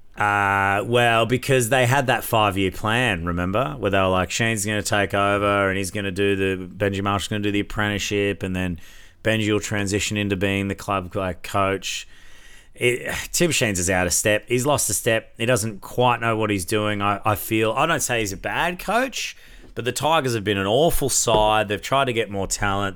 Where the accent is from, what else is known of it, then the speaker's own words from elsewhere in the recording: Brisbane, Queensland, Australia; We still get to come back to Brisbane, uh, my hometown